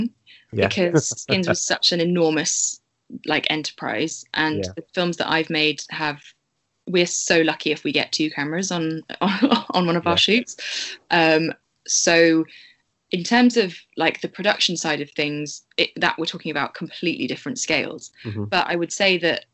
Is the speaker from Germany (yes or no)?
no; Bristol, South West England, United Kingdom